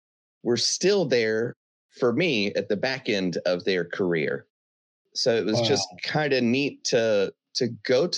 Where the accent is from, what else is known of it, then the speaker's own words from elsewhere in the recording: North Carolina, United States; also born or lived in Sacramento, California; all of my memories start in North Carolina.